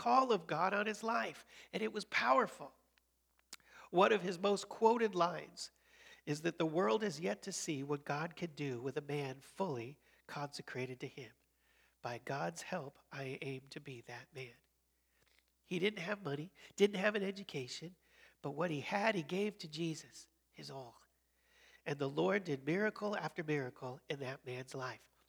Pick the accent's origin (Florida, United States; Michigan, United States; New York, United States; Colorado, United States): Colorado, United States; moved away as an adult; also born or lived in Chicago, Illinois; I was born in Chicago and then grew up in Colorado, came back to Chicago for college and seminary.